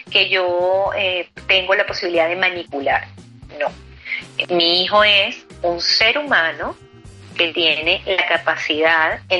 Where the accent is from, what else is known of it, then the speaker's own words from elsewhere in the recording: Venezuela; now in Spain; lo que es bueno para mí, que vengo de Venezuela, cuando llego aquí a España me consigo que aquí no es tan bueno.